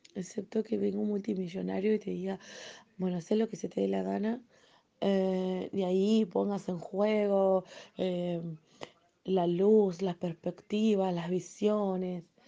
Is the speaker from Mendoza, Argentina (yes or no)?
no; Necochea, Buenos Aires Province, Argentina; also born or lived in San Juan / Mar del Plata; soy argentina